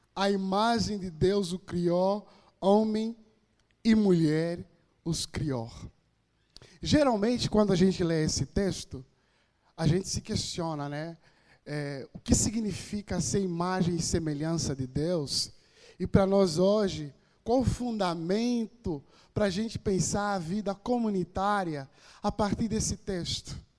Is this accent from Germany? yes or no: no; Angola; moved away as an adult; now in Brazil; sou de Angola, estou no Brasil há oito anos